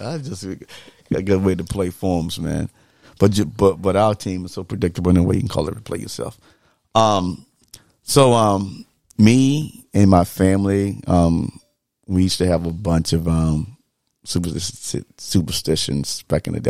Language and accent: English; the South, United States; growing up in the South